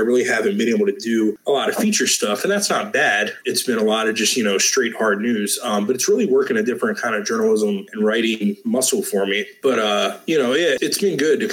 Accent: Maryland, United States; moved away as an adult; now in Georgia, United States; I lived in Maryland for most of my life, went to school, got my first job in Maryland.

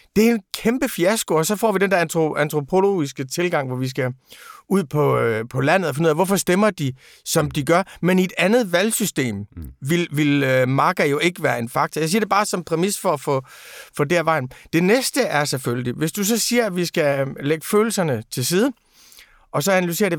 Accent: Aarhus, Central Denmark Region, Denmark; jeg er jo fra Rigskov

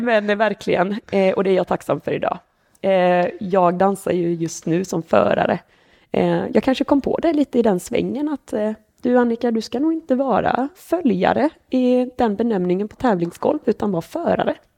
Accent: Borås, Västra Götaland, Sweden; moved away as an adult; now in Jönköping, Sweden; Jag är född på Borås BB, eh, bodde här i 30 år

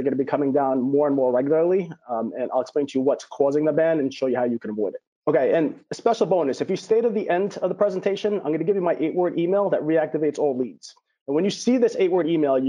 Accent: New York, United States; I'm a New Yorker.

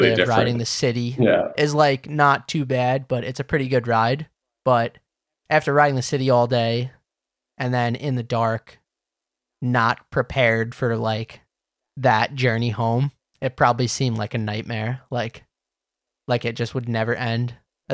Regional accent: Islip, New York, United States; Islip, my hometown

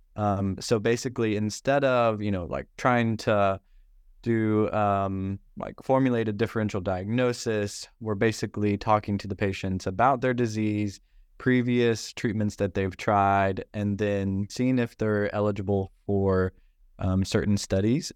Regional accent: Northeast Arkansas, United States; moved away as an adult; now in San Francisco, United States; I grew up in Northeast Arkansas

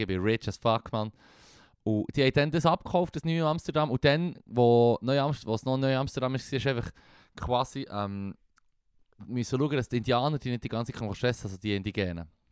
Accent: Switzerland; wir als Schweizer

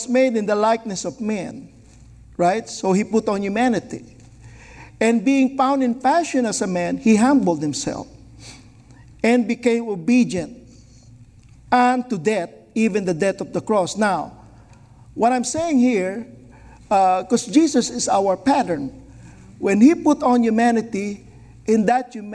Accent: Philippines; I was born in the Philippines

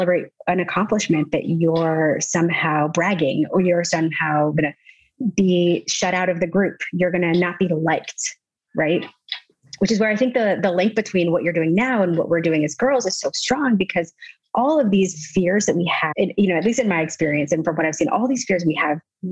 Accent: the South, United States; I was raised in the South

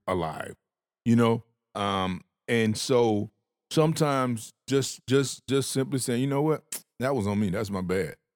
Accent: the South, United States; I had manners 'cause I was from the South. I grew up with manners

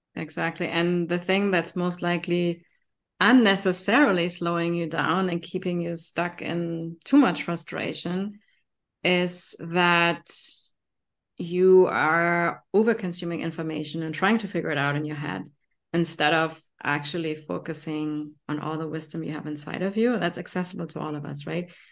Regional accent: Germany; accent: German; English is a second language; my German accent

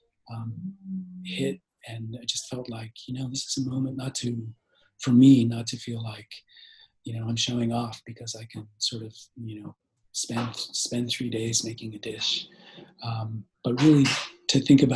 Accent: Bay Area, California, United States; I grew up here in the Bay Area

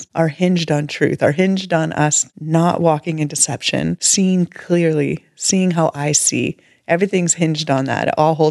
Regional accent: Canada; We're Canadian

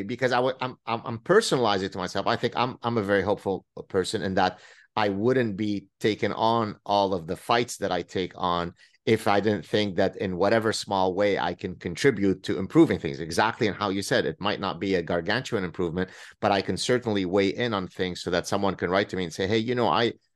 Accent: Lebanon; now in Montreal, Canada; me going through the Lebanese civil war

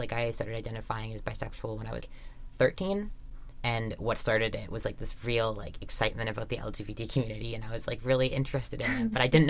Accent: Vancouver, British Columbia, Canada; growing up in Vancouver

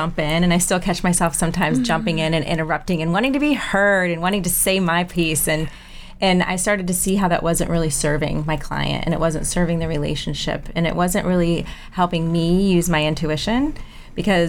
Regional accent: Michigan, United States; moved away as an adult; also born or lived in Germany / Europe; now in Charleston, United States; Growing up in Michigan

